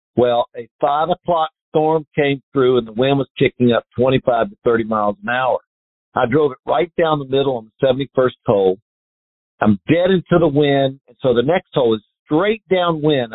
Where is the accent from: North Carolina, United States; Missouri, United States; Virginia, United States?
North Carolina, United States; Growing up in North Carolina